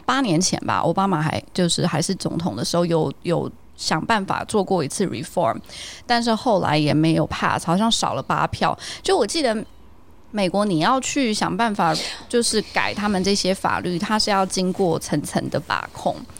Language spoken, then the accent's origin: Chinese; Taiwan; moved away; also born or lived in Shanghai; 我就在台湾的一些，就是小时候的回忆